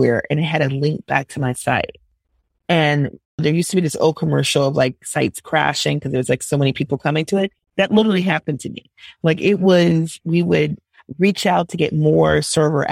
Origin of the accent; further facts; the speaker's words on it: Minneapolis, Minnesota, United States; also born or lived in Milwaukee, Wisconsin; I grew up in Minneapolis, Minnesota